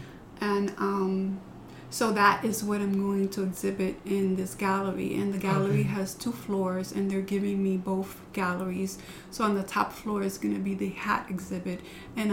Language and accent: English; New York City, New York, United States; moved away as an adult; also born or lived in Ohio; now in Bushkill, United States; I was born in Ohio, but I was raised in the Bronx